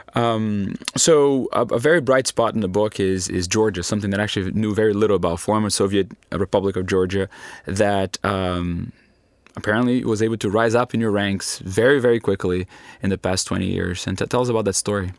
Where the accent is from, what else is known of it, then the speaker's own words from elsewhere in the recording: Brazil; I'm from Brazil